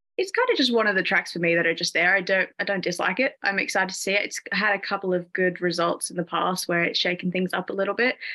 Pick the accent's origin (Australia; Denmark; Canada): Australia; Sydney, New South Wales; now in United Kingdom; I am actually from Sydney, Australia, so I'm Australian, but I'm in the UK right now.